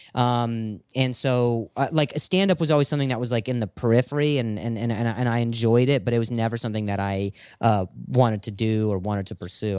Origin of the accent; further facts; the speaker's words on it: Las Vegas, Nevada, United States; moved away; also born or lived in Indiana; I was born in Indiana, and then I, I lived in Vegas for, uh, about ten years or so